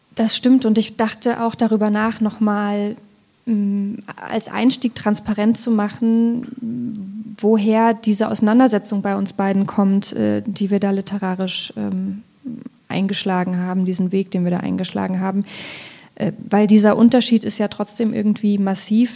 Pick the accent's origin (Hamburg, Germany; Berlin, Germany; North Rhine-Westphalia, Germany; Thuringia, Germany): Thuringia, Germany; Ilmenau; now in Leipzig, Germany; Ich komme aus Ilmenau, das ist gar nicht so weit weg, also gebürtig zumindest. Heute bin ich aus Leipzig gekommen